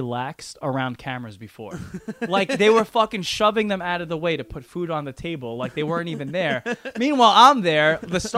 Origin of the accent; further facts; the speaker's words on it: New York City, New York, United States; I'm from here. I'm from Staten Island, 100% Italian